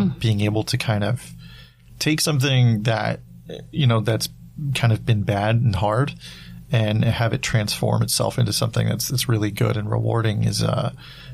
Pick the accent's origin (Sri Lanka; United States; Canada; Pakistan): Canada; British Columbia; moved away; I went back to my hometown.